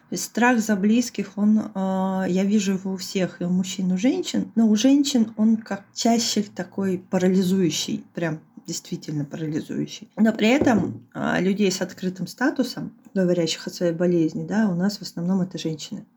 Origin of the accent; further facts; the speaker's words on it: Khabarovsk, Khabarovsk Krai, Russia; moved away as an adult; also born or lived in Moscow; я в этот момент находилась в Хабаровске у своих родителей в родном городе